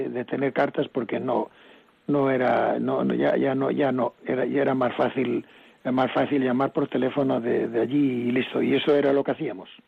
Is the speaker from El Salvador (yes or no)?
no; Cayón, Cantabria, Spain; born there; me voy a la Virgen de los Milagros de donde nací, solo nací, en Cayón.